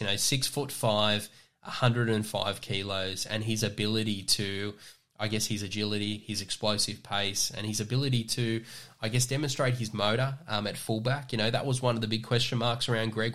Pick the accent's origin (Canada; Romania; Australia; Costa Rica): Australia; Newcastle, New South Wales; growing up in Newcastle, um, the Newcastle Knights being successful, it's hard to put into words.